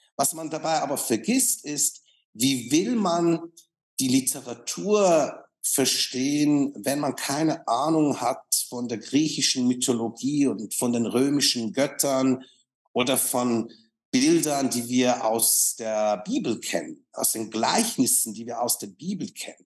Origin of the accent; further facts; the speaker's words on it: Switzerland; ich bin Schweizer